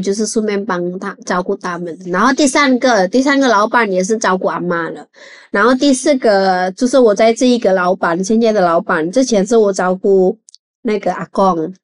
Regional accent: Indonesia; Chinese is a second language; moved away as an adult; also born or lived in Chiayi, Taiwan; now in Taipei, Taiwan; 我是印尼人，来台湾已经十二年

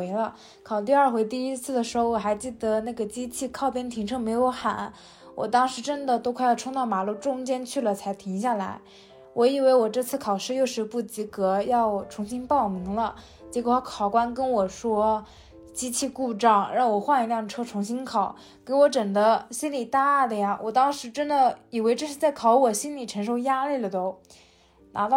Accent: Jiaxing, Zhejiang, China; Hello，大家好， … ，还是一名在校大学生。

